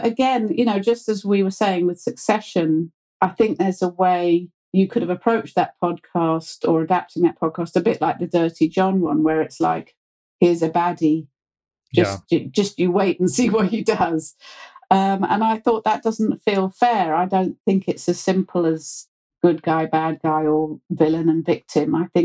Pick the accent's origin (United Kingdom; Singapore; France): United Kingdom; accent: very British; being British